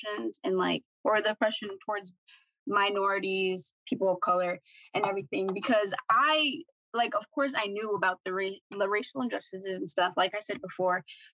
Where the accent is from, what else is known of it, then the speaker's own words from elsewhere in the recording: Boston, Massachusetts, United States; I was born in Dorchester as well. And I've lived in Dorchester my whole life